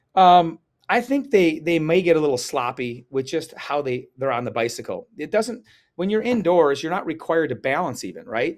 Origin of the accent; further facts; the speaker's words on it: Chicago, Illinois, United States; I was from Chicago